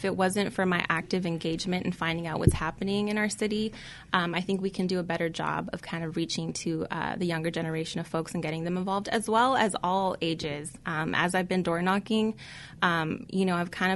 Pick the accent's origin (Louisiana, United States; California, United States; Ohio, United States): California, United States; Whittier; I've been born and raised in Whittier. I lived in Whittier my entire life